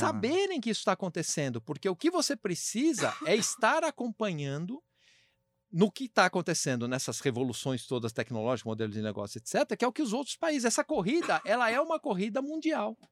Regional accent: Brazil; como brasileiro

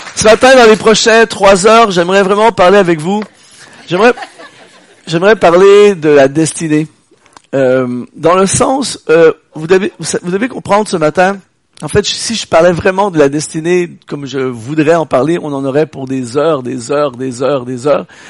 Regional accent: Quebec, Canada; je viens du Québec. C'est dur à discerner, mais je viens du Québec.

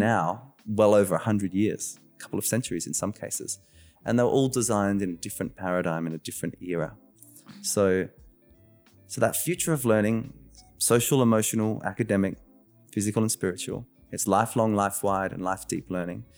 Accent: Australia; I was born in Australia, the first in my family.

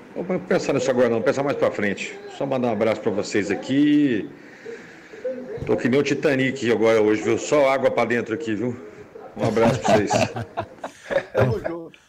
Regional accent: São Caetano do Sul, São Paulo, Brazil; now in Uberaba, Brazil; Eu nasci em São Caetano do Sul, mas resido em Uberaba

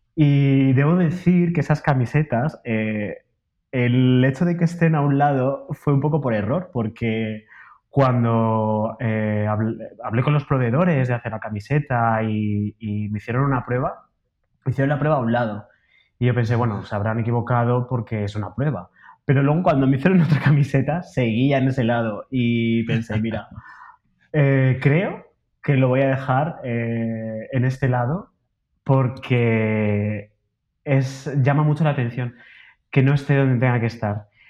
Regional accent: Alicante, Valencian Community, Spain; now in Madrid, Spain; yo soy de Alicante, de una ciudad de la costa de, España

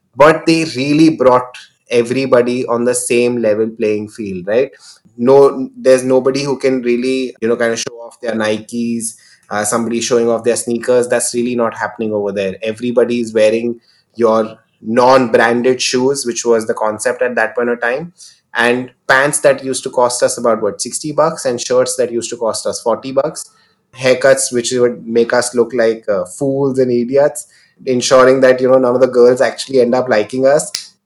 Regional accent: Mumbai, Maharashtra, India; also born or lived in Nagpur; I've been born and brought up in Mumbai. So I've, I've pretty much been a, a Mumbai kid.

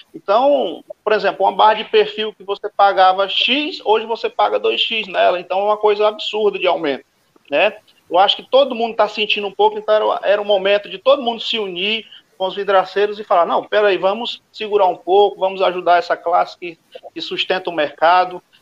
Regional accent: Guaraí, Tocantins, Brazil; sou do estado Tocantins, da cidade de Guaraí, no estado do Tocantins.

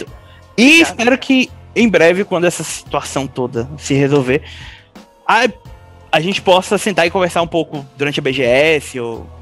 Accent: Bahia, Brazil; eu sou baiano

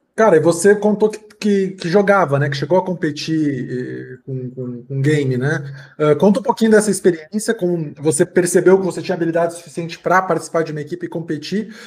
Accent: Rio Grande do Sul, Brazil; eu sou gaúcho

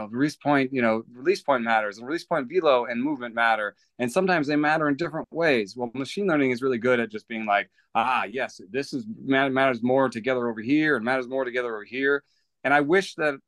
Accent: Atlanta, Georgia, United States; I came to this country in 1986 and grew up in Atlanta

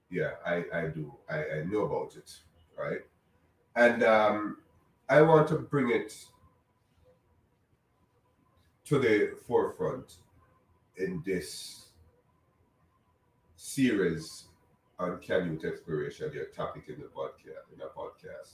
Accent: Jamaica; now in United States; I'm Jamaican, right? I'm in the United States though

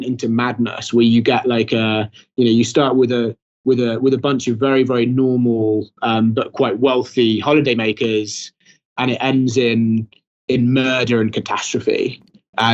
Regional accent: Brecon Beacons, Wales, United Kingdom; I'm from the Bracken Beacons

